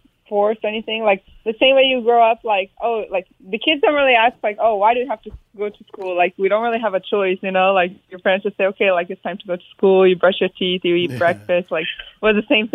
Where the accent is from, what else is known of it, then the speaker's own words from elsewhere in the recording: Arizona, United States; I was born in Arizona